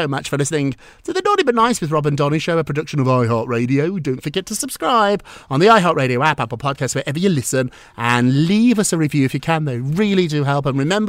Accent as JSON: {"language": "English", "country": "United Kingdom", "lives_now": "United States", "said": "25 years ago, he was one of my first clients, and I came from Britain, so I'd never actually watched Melrose Place"}